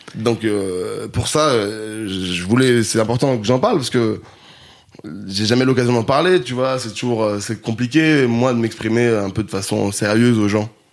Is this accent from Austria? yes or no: no; Grenoble, Auvergne-Rhône-Alpes, France; now in Paris, France; j'ai grandi à Grenoble